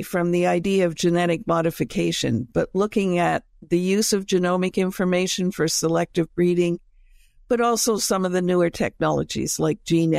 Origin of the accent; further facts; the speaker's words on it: Canada; about how animals are actually raised to be able to judge it, being Canadian.